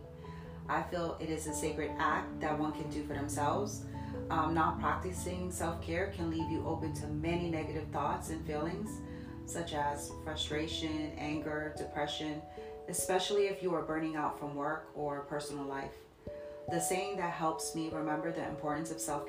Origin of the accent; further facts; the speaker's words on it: Jersey City, New Jersey, United States; now in Ohio, United States; born and raised in Jersey City, currently living in Ohio for some time now